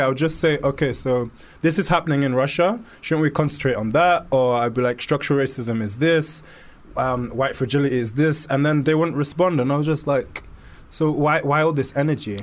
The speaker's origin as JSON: {"language": "English", "region": "London", "country": "United Kingdom", "tie": "born or raised there", "said": "being born and raised in London and growing up in um, growing up growing up here"}